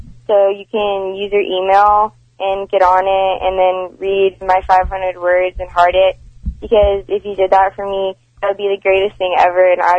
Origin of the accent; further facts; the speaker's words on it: Houston, Texas, United States; Clear Lake, Houston, Texas.